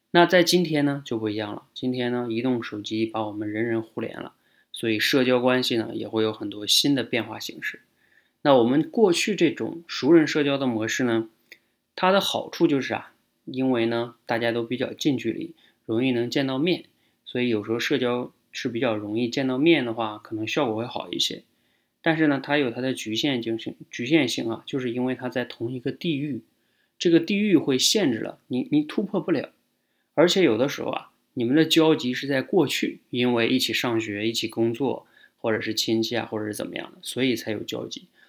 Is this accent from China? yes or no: yes; Northeast China, China; 像我们是东北的哈